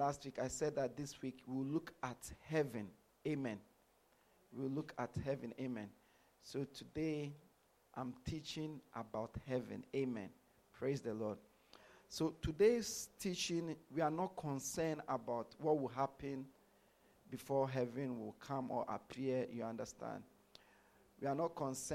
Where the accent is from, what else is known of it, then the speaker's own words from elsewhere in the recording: Ghana; moved away as an adult; also born or lived in London; I was born in Ghana. I grew up in Ghana